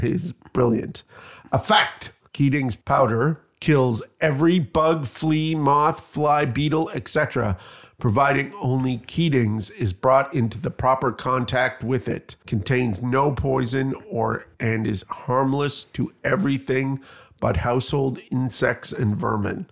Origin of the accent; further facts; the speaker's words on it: Canada; now in Bloomington, United States; I'm Canadian